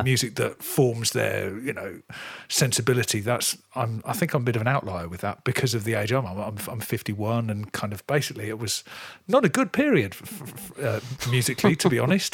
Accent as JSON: {"language": "English", "area": "near Coventry", "region": "West Midlands", "country": "United Kingdom", "tie": "born or raised there", "said": "I grew up in the Midlands, really close to Coventry"}